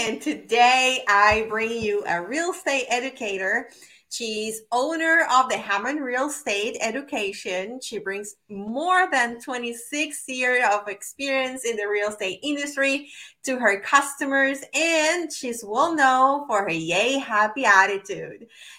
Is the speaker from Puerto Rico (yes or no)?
yes; Puerto Rico; moved away; I'm originally from Puerto Rico